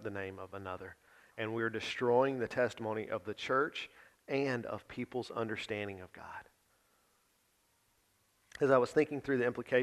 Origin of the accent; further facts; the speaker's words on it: the South, United States; most of us have been born and raised in the South